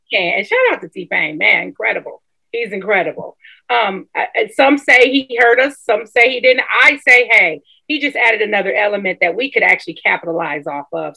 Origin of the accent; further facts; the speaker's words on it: Milwaukee, Wisconsin, United States; Milwaukee, Wisconsin, my hometown